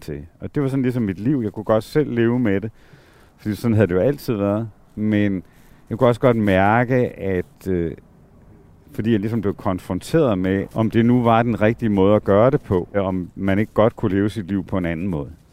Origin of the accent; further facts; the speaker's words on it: Southern Jutland, Southern Denmark, Denmark; moved away; mit barndomshjem øh, nede i Sønderland. Altså, hvor øh, voksede op i sådan en lærerfamilie